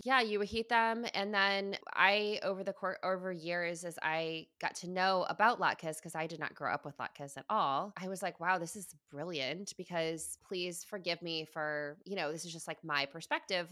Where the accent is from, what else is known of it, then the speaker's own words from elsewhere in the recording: Midwest, United States; moved away; my hometown, you know, in the Midwest